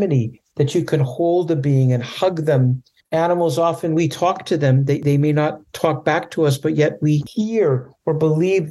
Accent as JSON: {"language": "English", "country": "Canada", "tie": "born or raised there", "moved": "yes", "lives_now": "California, United States", "said": "When I was a little boy growing up in Canada, I was afraid of animals"}